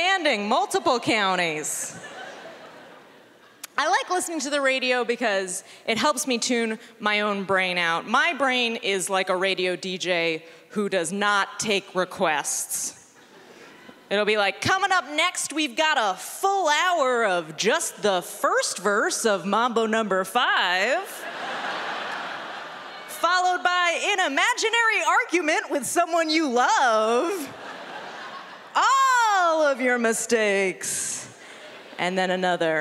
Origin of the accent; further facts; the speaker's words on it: San Francisco, California, United States; now in Los Angeles, United States; I'm from San Francisco